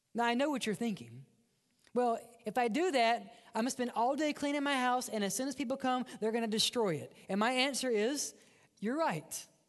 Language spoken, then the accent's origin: English; Mississippi, United States; accent: redneck; I grew up in Mississippi, and we don't speak right. Um, we have one dialect, and that's redneck.